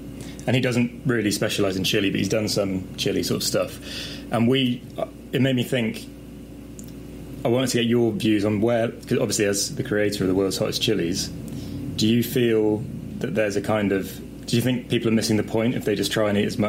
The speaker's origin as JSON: {"language": "English", "country": "United Kingdom", "said": "being British"}